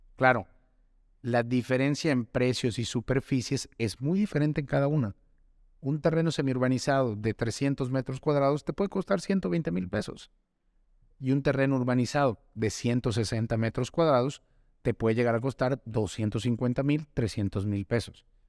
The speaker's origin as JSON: {"language": "Spanish", "region": "Yucatán", "country": "Mexico", "tie": "born or raised there", "said": "yo soy yucateco, yo crecí en el sur del estado"}